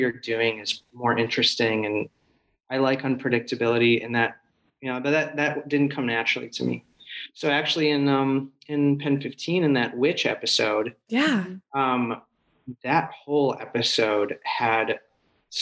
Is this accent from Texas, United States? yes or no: no; Missouri, United States; moved away as an adult; now in Los Angeles, United States; I went to USC. So, but I'm from Missouri